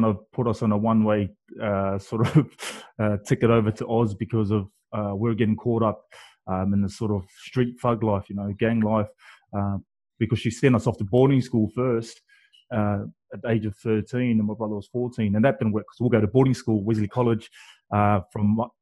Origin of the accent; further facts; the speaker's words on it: Auckland, New Zealand; now in Australia; I grew up in East Auckland, Glen Innes, GI boy